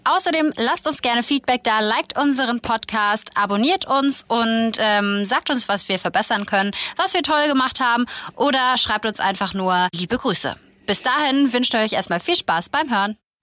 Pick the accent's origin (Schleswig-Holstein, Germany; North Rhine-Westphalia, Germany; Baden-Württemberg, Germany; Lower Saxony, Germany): Schleswig-Holstein, Germany; Kiel; als Kieler, gerade als Schleswig-Holsteiner